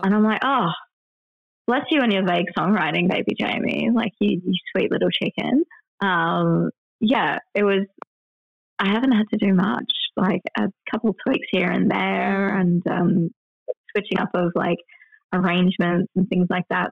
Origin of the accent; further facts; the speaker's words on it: Perth, Western Australia, Australia; moved away as an adult; now in England, United Kingdom; my hometown.